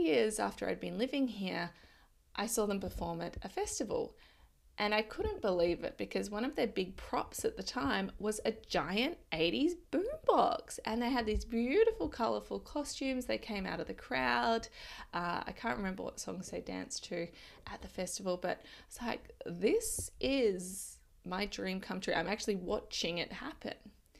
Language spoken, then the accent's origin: English; Adelaide, South Australia, Australia; moved away; I lived in Adelaide. I'm from Adelaide.